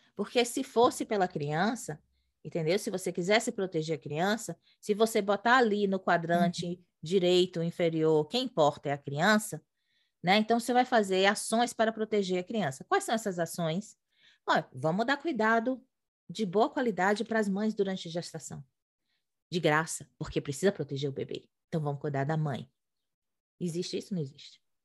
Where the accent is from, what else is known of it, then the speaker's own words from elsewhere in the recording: Brazil; moved away as an adult; de quem cresceu no Brasil estudando em colégio particular, classe média